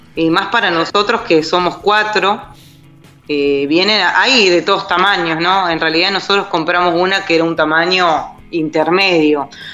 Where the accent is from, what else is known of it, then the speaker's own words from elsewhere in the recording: Neuquén, Argentina; moved away as an adult; nos tomamos un avión de Neuquén a Buenos Aires, somos de Neuquén Capital